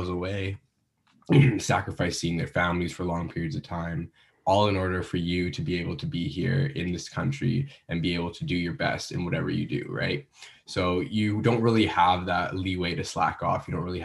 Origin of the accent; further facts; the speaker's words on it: Vancouver, British Columbia, Canada; moved away as an adult; now in Ottawa, Canada; I'm originally from Vancouver